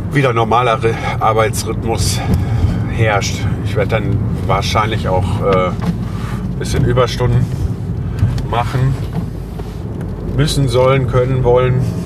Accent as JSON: {"language": "German", "country": "Germany", "tie": "born or raised there", "said": "das Land, wo ich lebe, wo ich geboren bin, wo ich aufgewachsen bin"}